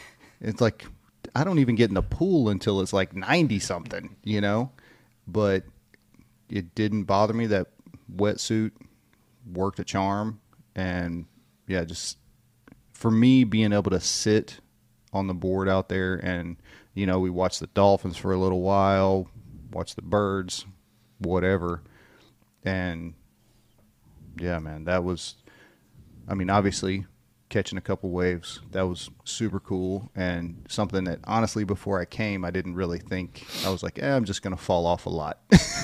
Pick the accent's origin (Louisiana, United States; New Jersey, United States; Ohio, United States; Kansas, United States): Louisiana, United States; But yeah, I grew up in Louisiana, but not close to the coast.